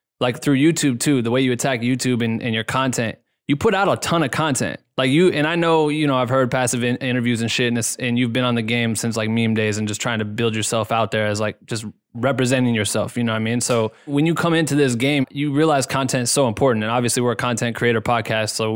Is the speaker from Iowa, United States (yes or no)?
yes; Iowa, United States; moved away; We're both from Iowa originally.